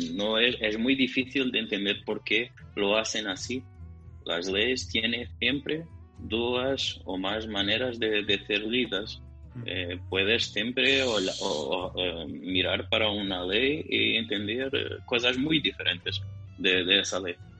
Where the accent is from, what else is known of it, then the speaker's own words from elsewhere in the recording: Portugal; soy portugués